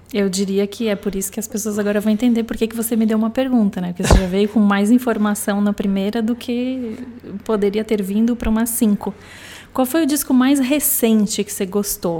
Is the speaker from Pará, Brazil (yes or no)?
no; Porto Alegre, Rio Grande do Sul, Brazil; de Porto Alegre, onde eu nasci